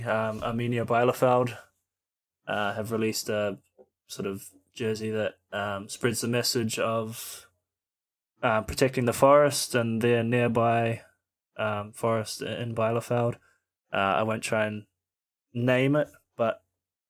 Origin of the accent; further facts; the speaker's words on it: Auckland, New Zealand; now in Australia; being a Kiwi